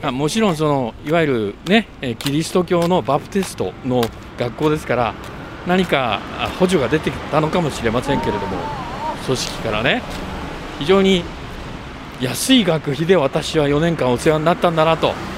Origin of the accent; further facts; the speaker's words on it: Chikuho, Fukuoka, Japan; moved away; also born or lived in Sohara, Fukuoka; 私たちが生まれ育った筑豊地区